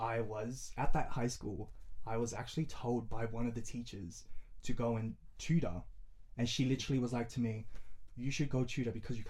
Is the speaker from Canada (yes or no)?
no; Samoa; now in Australia; But growing up in Samoa and growing up here is two different things.